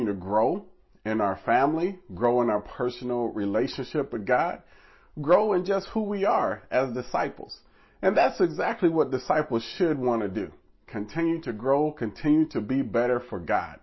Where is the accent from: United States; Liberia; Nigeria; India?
United States; Nebraska; moved away as an adult; now in New York City, United States; Me, myself, I was born in Nebraska, far from New York City